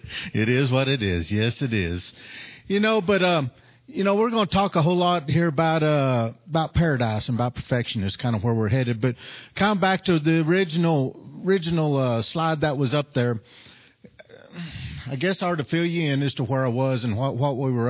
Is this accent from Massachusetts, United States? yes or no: no; New Mexico, United States; from New Mexico